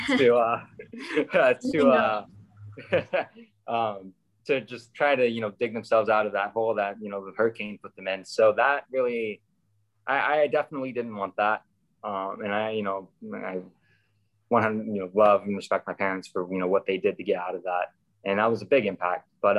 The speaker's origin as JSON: {"language": "English", "region": "Virginia", "country": "United States", "said": "Virginia, I'm from Virginia. We have a really solid competition team in Virginia. So we went to World Finals every year for my high school years"}